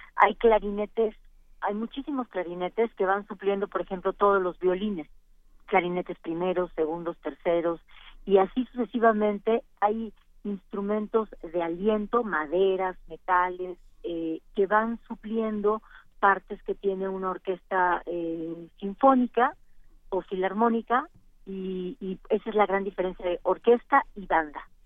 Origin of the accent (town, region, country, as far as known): Oaxaca, Mexico